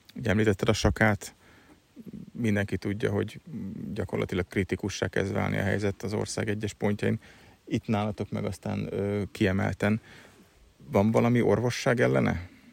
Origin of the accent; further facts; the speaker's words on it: Budapest, Hungary; én pesti gyerek vagyok